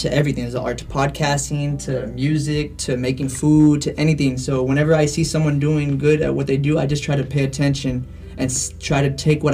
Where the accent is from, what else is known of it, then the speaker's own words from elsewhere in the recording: McAllen, Texas, United States; also born or lived in Mission, Texas; I'm pretty much from here, from McAllen. I moved, not too far. I've gone from McAllen to Mission